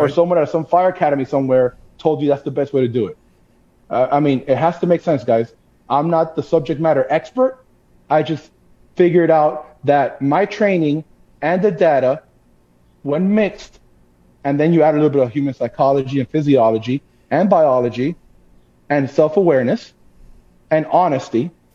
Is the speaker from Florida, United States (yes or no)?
yes; Miami, Florida, United States; born and raised in Miami, Florida.